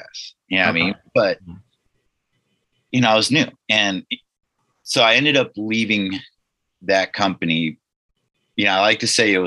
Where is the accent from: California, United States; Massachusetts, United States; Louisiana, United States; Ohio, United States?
California, United States; Nipomo; I grew up in the Central Coast, California, kind of San Luis Obispo County, small town, Napomo